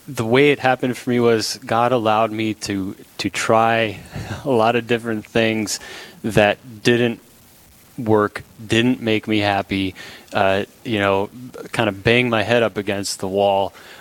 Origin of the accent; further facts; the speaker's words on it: Minot, North Dakota, United States; now in Dickinson, United States; I'm from Minot, and I'm a graduate of Bishop Ryan High School, class of 2000